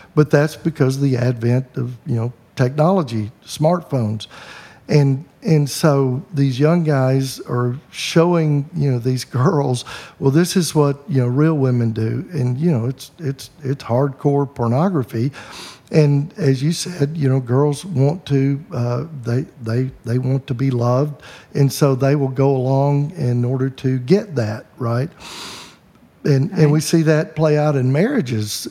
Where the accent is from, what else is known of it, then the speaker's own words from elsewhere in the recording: the Bible Belt, United States; I grew up in the Bible Belt